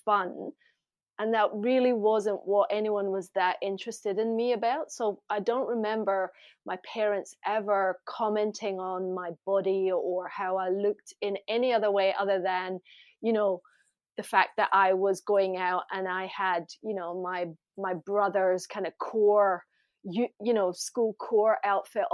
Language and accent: English; Glasgow, Scotland, United Kingdom; moved away; I grew up in Glasgow